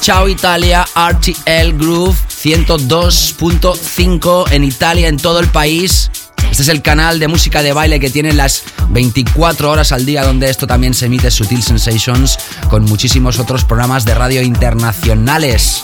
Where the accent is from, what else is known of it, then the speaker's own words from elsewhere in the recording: Barcelona, Catalonia, Spain; soy residente semanal en mi ciudad natal. Hablamos de The Family Music Club en Barcelona